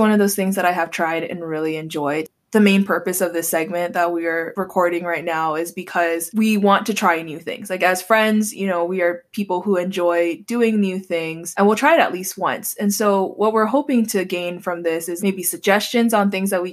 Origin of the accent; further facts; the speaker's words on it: Hawaii, United States; moved away; I grew up in Hawaii and we eat Spam, eggs, and rice for breakfast